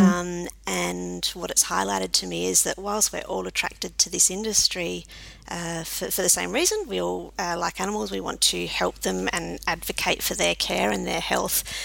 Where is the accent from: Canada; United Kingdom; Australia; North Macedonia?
Australia; Adelaide, South Australia; also born or lived in Cook, South Australia / Reid, Western Australia / country Victoria; from Adelaide and still live here